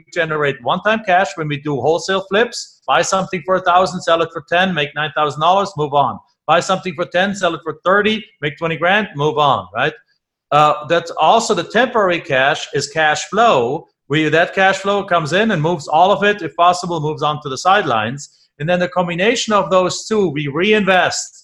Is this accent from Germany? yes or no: yes; Germany; English is a second language; moved away; I'm from Germany